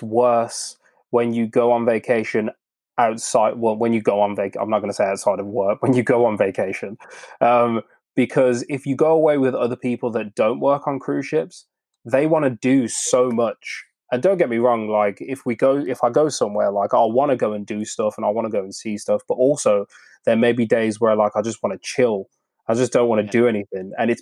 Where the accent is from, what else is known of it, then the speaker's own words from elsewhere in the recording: United Kingdom; I'm British